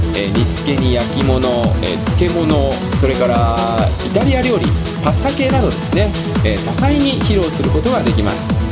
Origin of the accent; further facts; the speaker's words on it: Nishinomiya, Hyogo, Japan; 僕の実家、兵庫県の西宮市なんですけれども